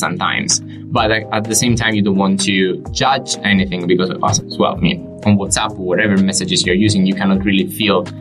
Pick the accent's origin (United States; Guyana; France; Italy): Italy; Sicily; moved away as an adult; now in London, United Kingdom; I'm originally from Italy, Sicily, a little town in the south of Sicily. I live in London